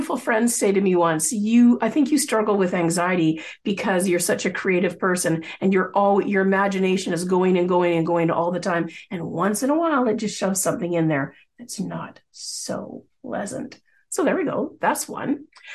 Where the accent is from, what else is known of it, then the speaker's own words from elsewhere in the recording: Coquitlam, British Columbia, Canada; I grew up in the Lower Mainland of British Columbia, the Vancouver area, specifically in Coquitlam